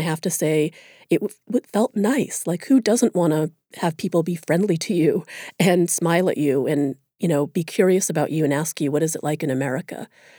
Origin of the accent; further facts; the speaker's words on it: United States; As soon as I opened my mouth, I was read as an American, which of course I am, and that meant something good.